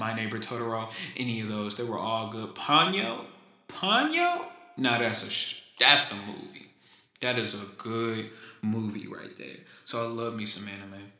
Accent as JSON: {"language": "English", "town": "Houston", "region": "Texas", "country": "United States", "tie": "born or raised there", "lives_now": "Huntsville, United States", "said": "I'm from Houston, Texas, born and raised, never lived anywhere else until I got to college. Now I live in Huntsville"}